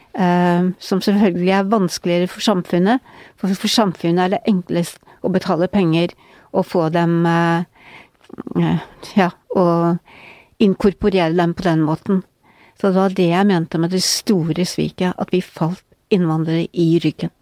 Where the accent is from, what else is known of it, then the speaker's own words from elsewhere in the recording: Northern Norway, Norway; now in Oslo, Norway; som nordlending